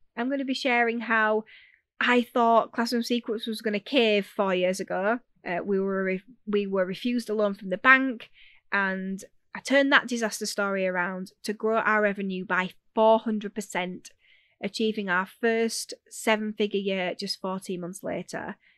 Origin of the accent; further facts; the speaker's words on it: Yorkshire and the Humber, United Kingdom; accent: Yorkshire; I'm a Yorkshire girl if you haven't figured that out yet. So you'll have to bear with the accent